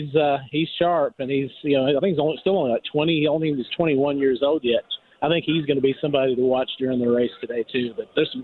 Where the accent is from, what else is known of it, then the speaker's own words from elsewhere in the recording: Kentucky, United States; growing up, I grew up in Kentucky